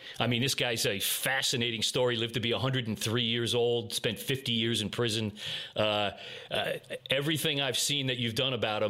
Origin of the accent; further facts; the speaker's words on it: Long Island, New York, United States; It's coming from my hometown out on Long Island.